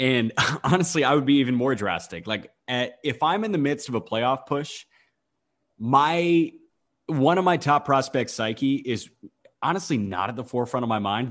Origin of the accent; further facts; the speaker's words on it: Chicago, Illinois, United States; I'm a Chicagoan.